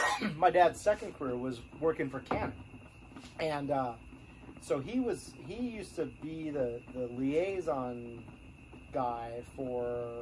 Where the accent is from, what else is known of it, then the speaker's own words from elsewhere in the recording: Minnesota, United States; also born or lived in North Dakota; I was born in North Dakota. I grew up. My first few years were in Minnesota